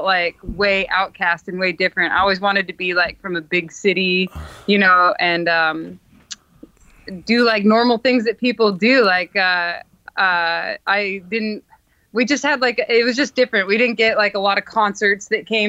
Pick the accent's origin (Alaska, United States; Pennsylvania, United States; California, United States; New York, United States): Alaska, United States; moved away; I grew up in Alaska